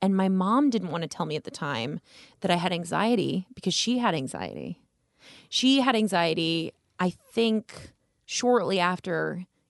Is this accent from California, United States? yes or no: no; Las Vegas, Nevada, United States; I'm from Las Vegas, born and raised.